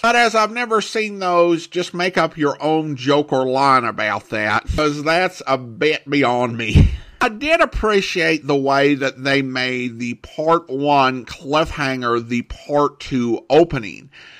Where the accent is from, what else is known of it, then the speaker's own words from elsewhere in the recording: Michigan, United States; I grew up and live in the Upper Peninsula of Michigan